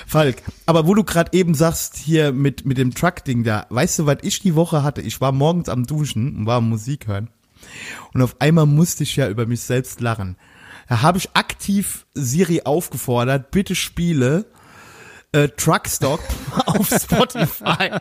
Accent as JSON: {"language": "German", "country": "Germany", "moved": "yes", "said": "Ich komme ja aus dem Westerwald"}